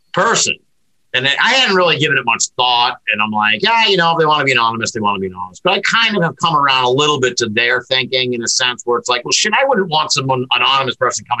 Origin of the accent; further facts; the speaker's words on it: New England, United States; I'm from New England